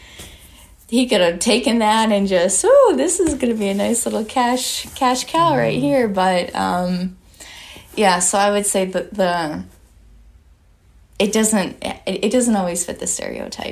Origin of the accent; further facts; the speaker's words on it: Michigan, United States; moved away; also born or lived in Florida; I'm originally from Michigan